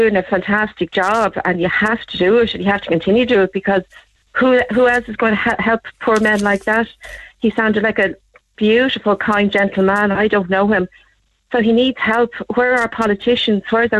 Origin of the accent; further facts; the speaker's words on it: Ireland; we're Irish.